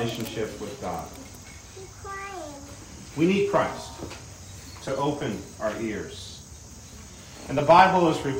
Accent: Pacific Northwest, United States; moved away; I come from the Pacific Northwest

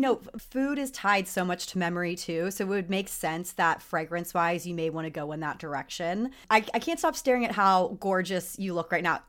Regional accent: Texas, United States; I grew up in Texas, so it was very much, like, the Southern girl thing

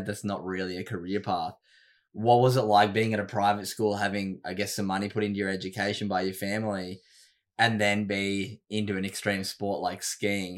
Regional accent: Sydney, New South Wales, Australia; moved away as an adult; now in Gold Coast, Australia; I grew up in Sydney

